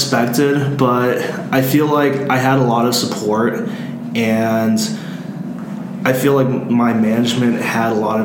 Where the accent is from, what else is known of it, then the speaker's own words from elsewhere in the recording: Louisville, Kentucky, United States; I am a senior from Louisville, Kentucky